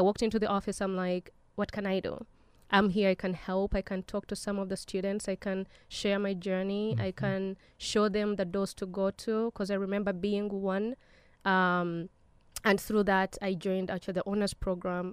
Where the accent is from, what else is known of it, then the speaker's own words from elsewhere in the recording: Uganda; now in United States; I was born in Uganda